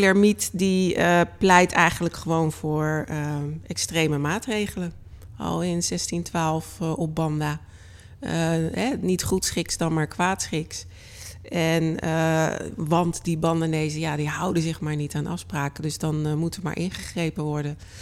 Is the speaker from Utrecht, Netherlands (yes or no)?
no; Delft, South Holland, Netherlands; Delft mijn geboortestad